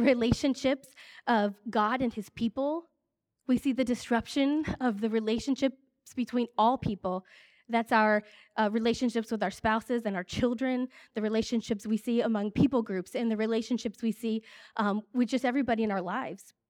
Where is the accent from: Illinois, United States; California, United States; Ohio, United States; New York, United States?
Ohio, United States; I grew up here in Ohio